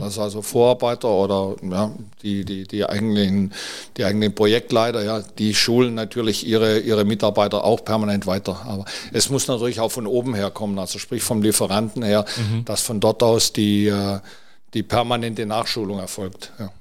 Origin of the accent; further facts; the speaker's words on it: near Metzingen, Stuttgart area, Baden-Württemberg, Germany; now in Mallorca, Spain; ich komme aus der Nähe von Metzingen, Aha. Stuttgart, ja. ja. aus dem Bereich.